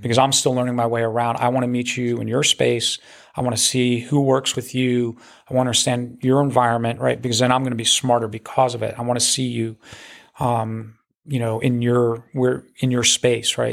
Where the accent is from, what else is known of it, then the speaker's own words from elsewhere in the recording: New Jersey, United States; moved away; I, I grew up in New Jersey, in North Jersey